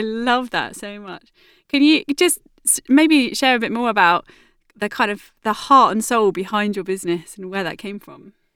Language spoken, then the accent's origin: English; Southampton, South East England, United Kingdom; It is my hometown and it's where I live now.